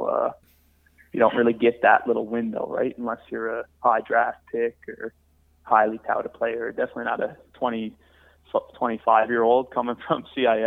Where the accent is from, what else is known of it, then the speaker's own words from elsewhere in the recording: St. John's, Newfoundland and Labrador, Canada; the Ice Caps here in my hometown